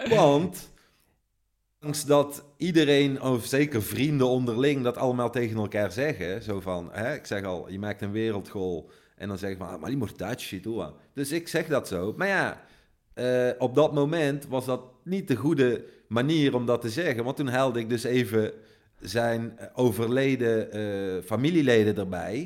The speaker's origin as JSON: {"language": "Dutch", "country": "Netherlands", "moved": "yes", "lives_now": "Italy", "said": "Zeggen wij dan als Nederlanders"}